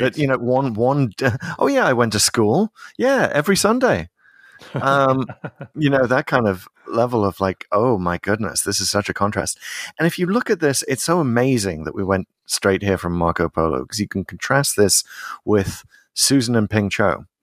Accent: United Kingdom; as a British person

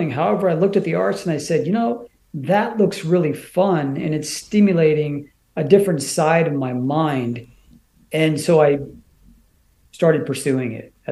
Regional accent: Washington, United States; So I grew up in the Pacific Northwest. Um, you know, went to school out in the Greater Seattle area

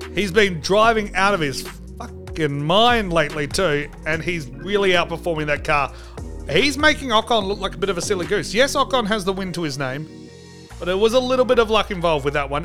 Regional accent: Australia; As an Australian

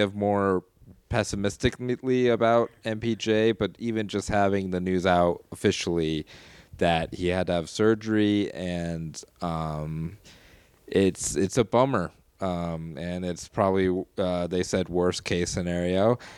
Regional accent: Colorado Springs, Colorado, United States; my hometown

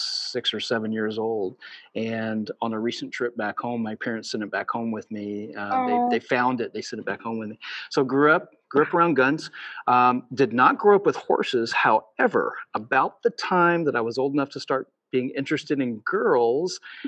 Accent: Cambria, Illinois, United States; I grew up in Southern Illinois, in Cambria, Illinois

